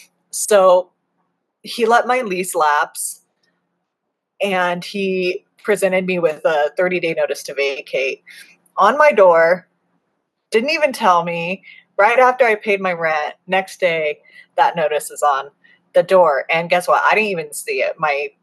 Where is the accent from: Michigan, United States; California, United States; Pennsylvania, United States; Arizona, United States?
Arizona, United States; also born or lived in Kentucky / Colorado; Like I grew up in Arizona. We lived in Kentucky for a minute. We lived in Colorado for like